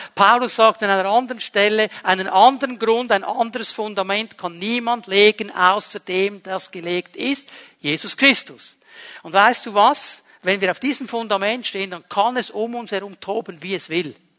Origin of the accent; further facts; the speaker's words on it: Switzerland; wir sind Schweizer.